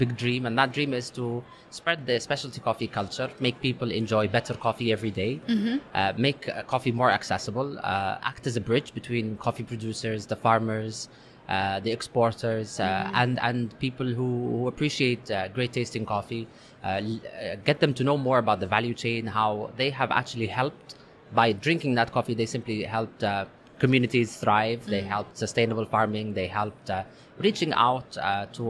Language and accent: English; London, United Kingdom; also born or lived in Saudi Arabia; When I grew up in London, my parents used to work in London